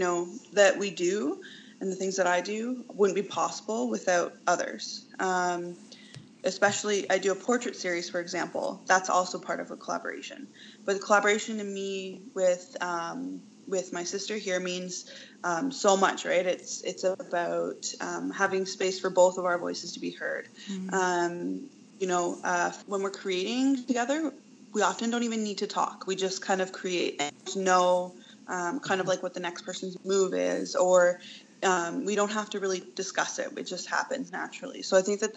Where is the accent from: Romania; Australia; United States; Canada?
Canada; Oneida Nation of the Thames, Ontario; I come from Oneida Nation of the Thames, and I sit in Turtle Clan.